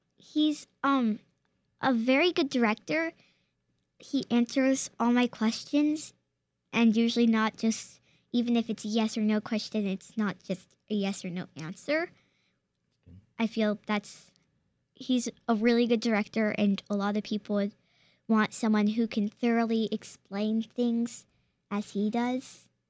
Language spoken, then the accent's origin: English; Charlottesville, Virginia, United States; born or raised there